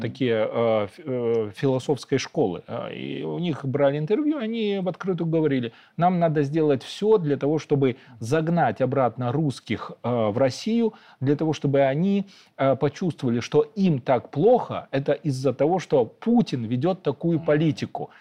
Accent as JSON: {"language": "Russian", "country": "Belarus", "said": "мы, белорусы"}